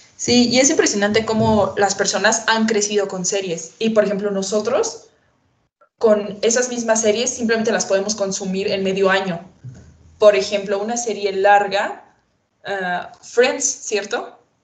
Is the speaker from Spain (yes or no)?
no; Mexico; nosotros como mexicanos